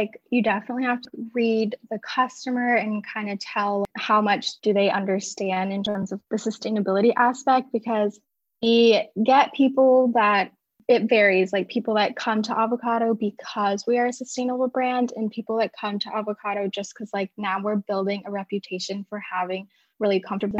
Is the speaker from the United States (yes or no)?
yes; San Diego, California, United States; Yeah, I'm calling in from San Diego, California. I was born and raised here, but I left for college, so I just moved back for the position that I'm